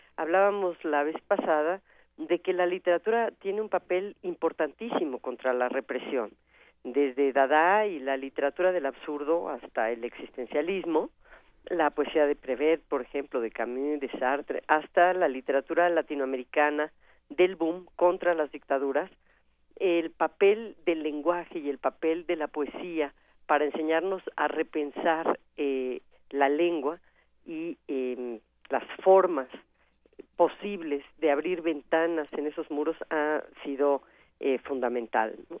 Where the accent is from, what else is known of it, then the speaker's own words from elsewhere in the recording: Mexico; aquello que nos vuelve únicos como mexicanos